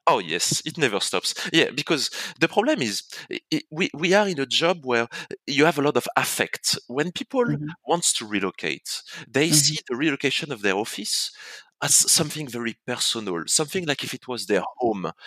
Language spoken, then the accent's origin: English; France; accent: French; moved away as an adult; now in Hong Kong; I was born in France, as people can say from my accent